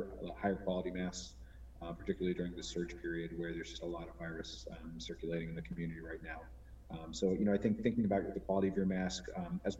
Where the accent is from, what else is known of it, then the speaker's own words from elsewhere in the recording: Connecticut, United States; also born or lived in New York; I'm from Connecticut originally